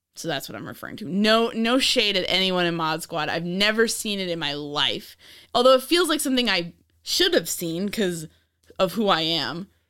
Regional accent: New York, United States; I'm from New York

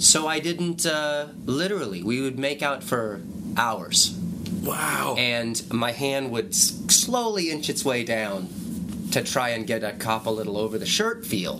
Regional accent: New Mexico, United States; moved away; I came from New Mexico. My family's still from there.

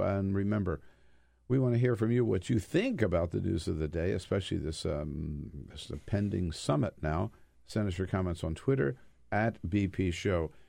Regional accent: United States; as an American

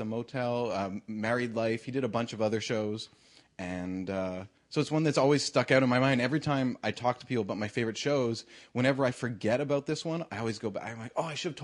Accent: Canada; I'm a Canadian

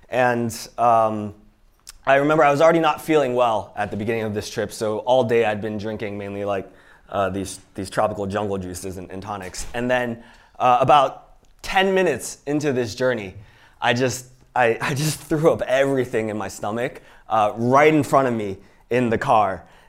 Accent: Pittsburgh, Pennsylvania, United States; also born or lived in Iowa City; So yeah, I was born in Iowa City. My parents were immigrants from Hong Kong, and so that's me and my sister. I was born there, but I actually grew up in Pittsburgh, Pennsylvania.

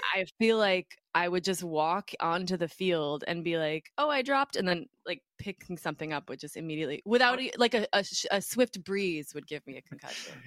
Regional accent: Minneapolis, Minnesota, United States; moved away as an adult; also born or lived in New York; when I was growing up in Minneapolis

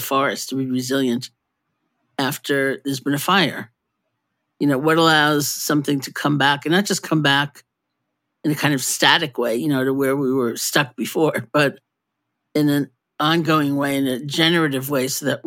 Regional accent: New York City, New York, United States; I grew up in New York City

